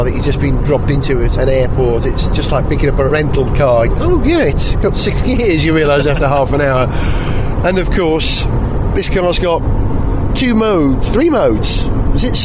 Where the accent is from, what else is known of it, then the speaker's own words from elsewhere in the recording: Wales, United Kingdom; I'm Welsh, you see. So we have to roll our R's